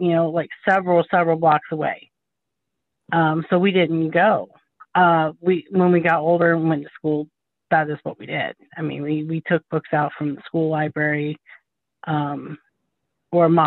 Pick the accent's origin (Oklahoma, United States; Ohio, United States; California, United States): Ohio, United States; Columbus; I was born and raised in Columbus, Ohio